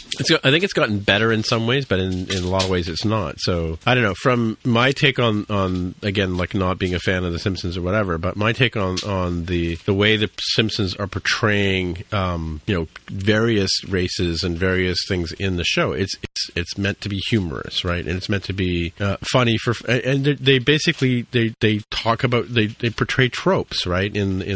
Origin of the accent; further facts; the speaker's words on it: India; also born or lived in England; I was born in England and we went to India when I was three